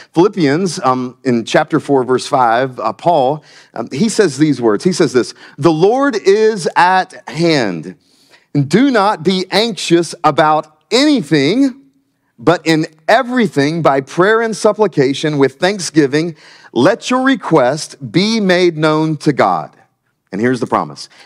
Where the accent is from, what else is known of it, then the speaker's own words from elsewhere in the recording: Myrtle Beach, South Carolina, United States; moved away as an adult; now in Wilmington, United States; I'm from South Carolina. Um, the great state of South Carolina, just a little south of here. And I grew up in, uh, Myrtle Beach